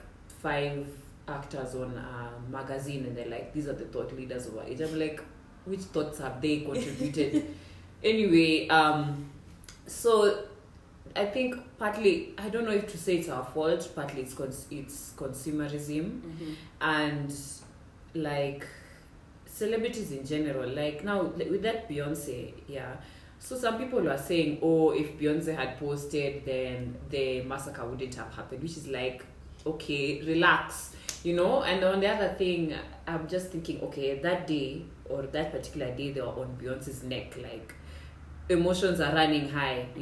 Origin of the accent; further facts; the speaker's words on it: Kenya; I'm Kenyan